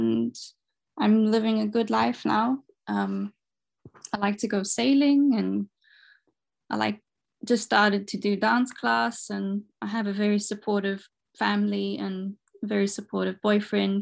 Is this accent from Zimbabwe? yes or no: yes; Zimbabwe; moved away as an adult; now in Portugal; I'm from Zimbabwe and I moved to Portugal 3 years ago